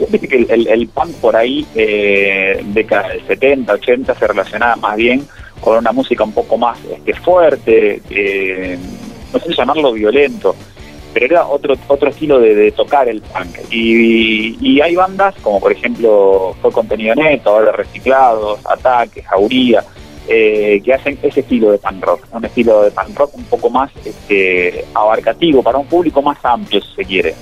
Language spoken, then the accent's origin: Spanish; Córdoba, Argentina; soy cordobés de …